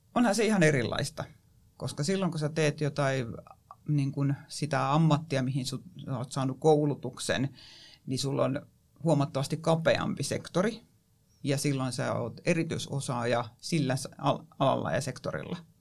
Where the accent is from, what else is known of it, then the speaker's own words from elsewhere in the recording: Kotka, Kymenlaakso, Finland; se on mun kotikaupunki ja itse asiassa mun syntymäpaikkana lukee Karhula